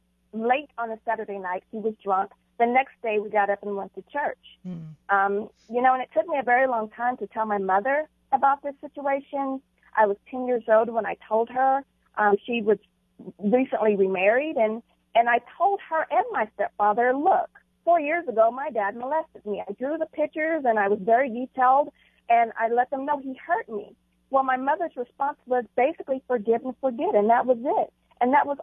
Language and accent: English; Fort Worth, Texas, United States; also born or lived in Atlanta; I was raised in Fort Worth, Texas